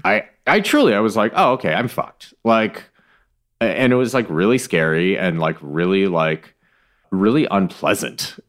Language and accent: English; Michigan, United States; I was born in Michigan